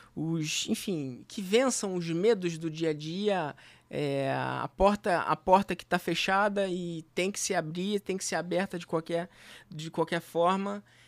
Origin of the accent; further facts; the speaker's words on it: Rio de Janeiro, Brazil; eu nasci em Senador Camará